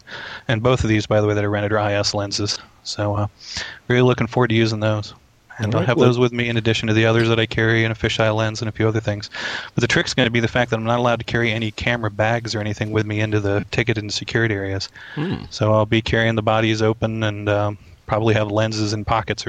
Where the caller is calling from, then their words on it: Sweet Briar, Virginia, United States; My usual place in Virginia. Little Sweetbriar, Virginia.